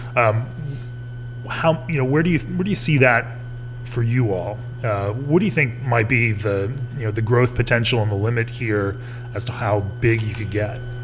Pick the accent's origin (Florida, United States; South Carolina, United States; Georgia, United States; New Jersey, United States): Florida, United States; Orlando; I was born and raised in Orlando